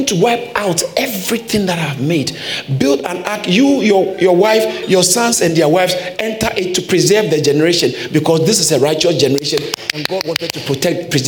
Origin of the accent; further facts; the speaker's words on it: Ghana; I grew up in Ghana